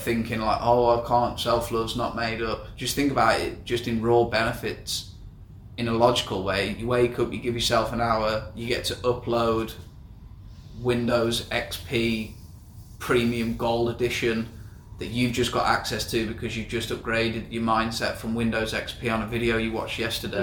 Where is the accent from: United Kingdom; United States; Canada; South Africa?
United Kingdom; England; moved away as an adult; now in Southeast Asia; I'm 24, I'm from England.